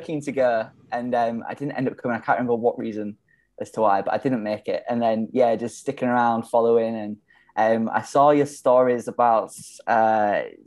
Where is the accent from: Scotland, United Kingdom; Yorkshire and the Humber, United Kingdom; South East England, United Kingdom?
Yorkshire and the Humber, United Kingdom; Hull; moved away as an adult; also born or lived in London; now in Melbourne, Australia; growing up in Hull